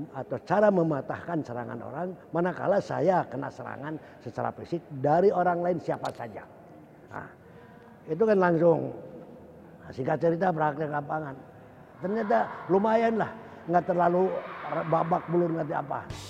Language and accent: Indonesian; Bandung, West Java, Indonesia; saya waktu hidup masa kecil di Tegalega